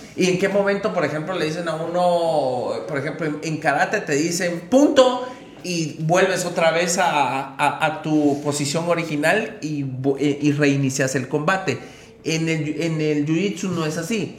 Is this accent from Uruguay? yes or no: no; Mixco, Guatemala Department, Guatemala; nuestro municipio